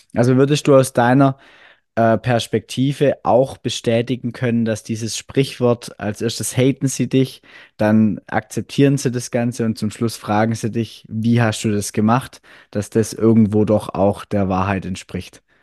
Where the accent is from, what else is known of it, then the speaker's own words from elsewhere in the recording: Swabia, Germany; accent: Swabian; wie man ja ab und zu, glaube ich, ein bisschen raushört, ich komme aus dem Schwäbischen